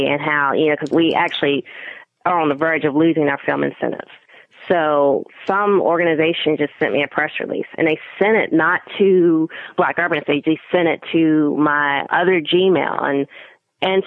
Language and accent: English; North Carolina, United States; being African American, being North Carolinian